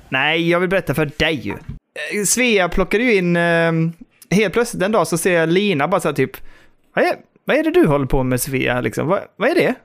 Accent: Västra Karup, Skåne, Sweden; min uppväxt där ute på landet liksom i Västra Karup

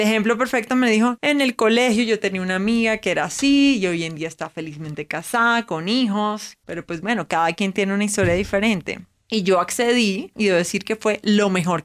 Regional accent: Barranquilla, Atlántico, Colombia; now in Bogotá, Colombia; soy barranquillera, no de Venezuela

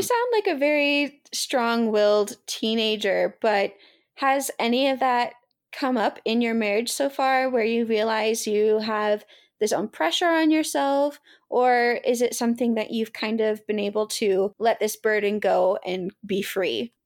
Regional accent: the South, United States; I was raised in the South

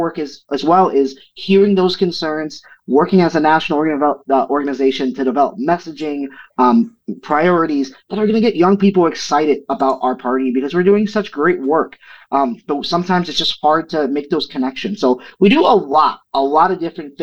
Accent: St. Paul, Minnesota, United States; here in my hometown of St. Paul, Minnesota

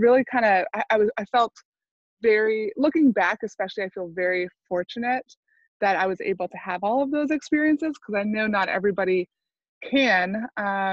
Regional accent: Maine, United States; I grew up in Maine

